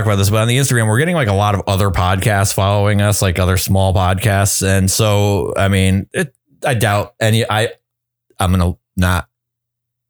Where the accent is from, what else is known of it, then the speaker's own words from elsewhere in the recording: Hartford, Connecticut, United States; I was from Hartford